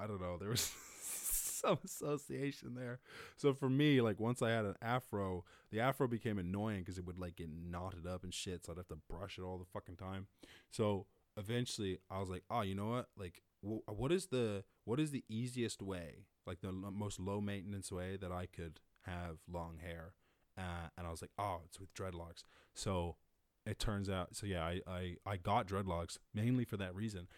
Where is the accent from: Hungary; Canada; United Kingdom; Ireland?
Ireland; Cork, Munster; I was born up in Cork